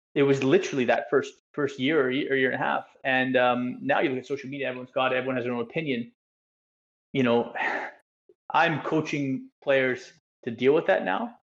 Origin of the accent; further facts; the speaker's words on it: Canada; moved away as an adult; also born or lived in England; coming from being a Canadian in you know this nice bubble world that we live